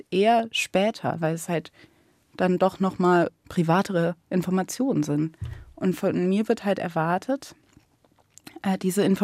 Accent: Cologne, North Rhine-Westphalia, Germany; Und was ich halt oft erlebt habe bei dieser Frage, wo kommst du her? Und ich sage aus Köln

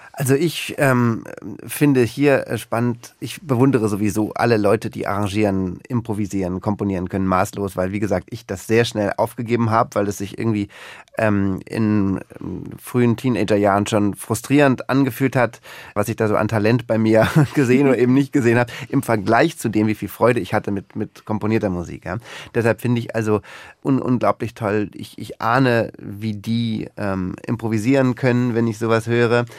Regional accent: Berlin, Germany; moved away as an adult; also born or lived in Lower Lusatia; now in Luckau, Germany; ich bin ja gebürtiger Berliner

